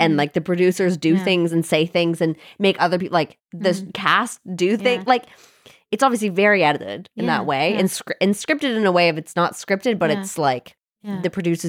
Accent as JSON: {"language": "English", "country": "Canada"}